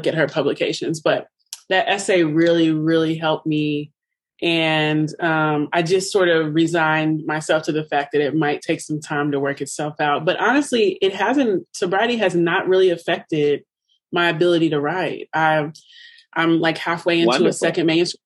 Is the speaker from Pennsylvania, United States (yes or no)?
no; Louisville, Kentucky, United States; moved away as an adult; So I'm from Louisville